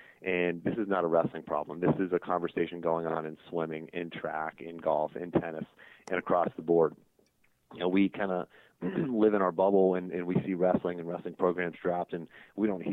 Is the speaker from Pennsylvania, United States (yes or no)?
yes; north of Pittsburgh, Western Pennsylvania, United States; moved away as an adult; also born or lived in Virginia; I grew up in Pennsylvania, from Western Pennsylvania, north of Pittsburgh.